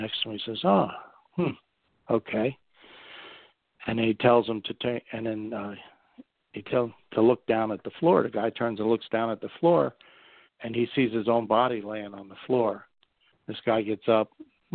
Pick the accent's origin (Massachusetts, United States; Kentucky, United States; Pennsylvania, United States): Pennsylvania, United States; coal region of; accent: coal speak; also born or lived in Berks County, Pennsylvania; I'm from the coal region, and if anybody ever met anybody from the coal region of Pennsylvania, they sort of have their unique way of speaking